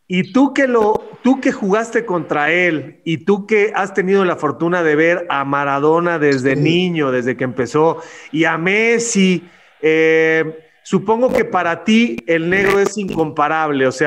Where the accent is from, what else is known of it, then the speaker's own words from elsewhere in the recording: Mexico; moved away as an adult; now in Chile; Yo me vine de México a los 21 años. A los 21.